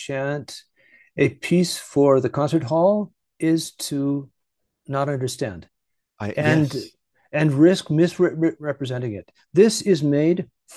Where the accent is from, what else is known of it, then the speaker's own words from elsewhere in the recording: Vancouver, British Columbia, Canada; moved away; By the way, I am Canadian. I'm from Vancouver, British Columbia.